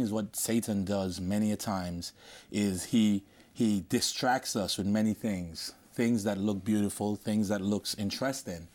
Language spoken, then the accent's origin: English; Antigua & Barbuda; moved away; I'm from Antigua